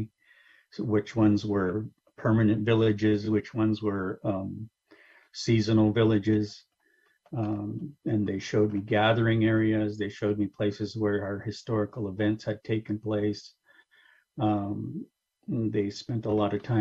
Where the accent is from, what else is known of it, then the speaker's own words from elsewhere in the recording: Kashaya Pomo, near Stewart's Point, California, United States; also born or lived in San Rafael; I come from the Kashaya Pomo people. I come from the people from the top of the land. Everyone will know my people as Kashaya Pomo, which is on the coast near Stewart's Point